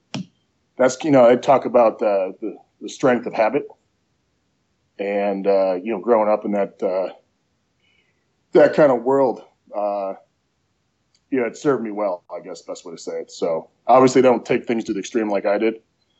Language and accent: English; Prospect Heights, Illinois, United States; moved away as an adult; also born or lived in Colorado / Arizona / Lexington, Kentucky; now in Ohio, United States; I was born in Arlington Heights, Illinois, which is just outside of Chicago, and I grew up in Prospect Heights, which is right next to Arlington Heights